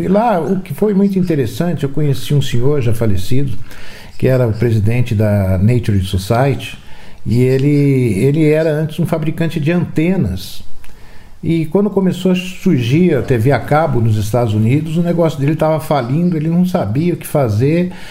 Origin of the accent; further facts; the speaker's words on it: Campinas, São Paulo, Brazil; now in Valinhos, Brazil; Hoje eu moro em Valinhos, mas nasci em Campinas.